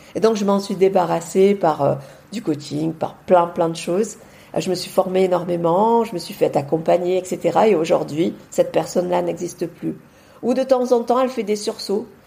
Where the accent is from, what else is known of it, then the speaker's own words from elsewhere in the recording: Marseille, Provence-Alpes-Côte d'Azur, France; also born or lived in Beauvais; now in near Avignon, France; je suis marseillaise à la base